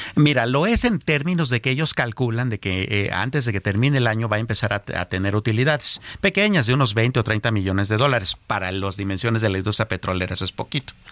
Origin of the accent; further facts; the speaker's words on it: Mexico; nosotros, como México, como país